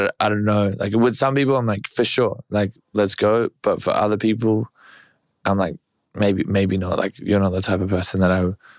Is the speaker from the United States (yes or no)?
no; Australia; I'm 6'6". I'm Australian.